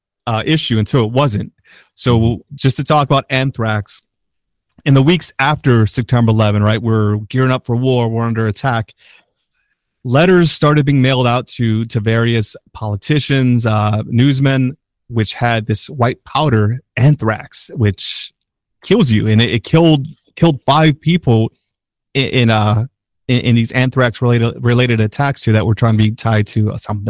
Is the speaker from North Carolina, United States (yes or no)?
no; Chicago, Illinois, United States; We're from Chicago